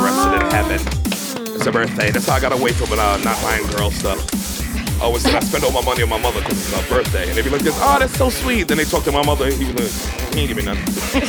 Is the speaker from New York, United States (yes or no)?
yes; New York, United States; I'm from this city.